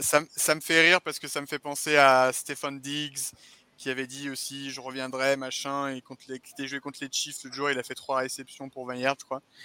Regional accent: Saint-Étienne, Auvergne-Rhône-Alpes, France; je suis de Saint-Étienne

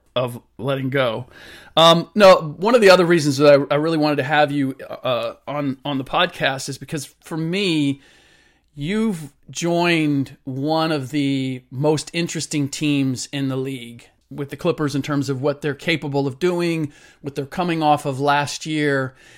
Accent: Cincinnati, Ohio, United States; moved away; My parents still live in the same house that I grew up in in Cincinnati

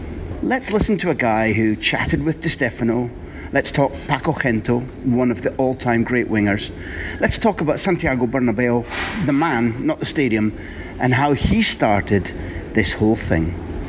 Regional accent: Scotland, United Kingdom; now in Brussels, Belgium; we're Scottish

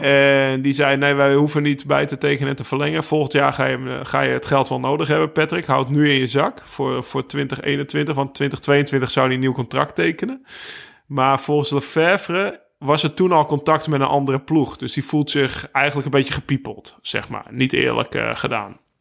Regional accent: Netherlands; mij als Nederlander

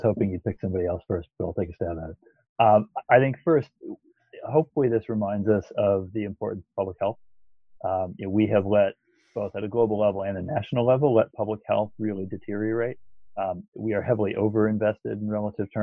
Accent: Michigan, United States; I'm from Michigan

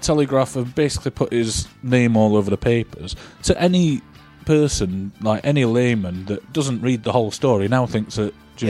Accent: Sheffield, Yorkshire and the Humber, United Kingdom; we're from Sheffield.

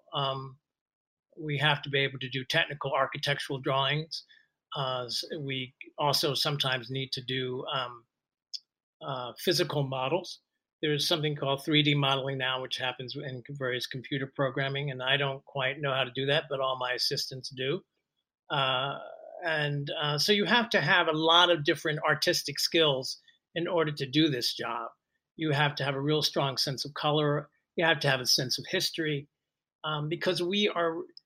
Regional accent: Philadelphia, Pennsylvania, United States; I'm from Philadelphia, and I started working at an amateur theater company in Philadelphia as a teenager

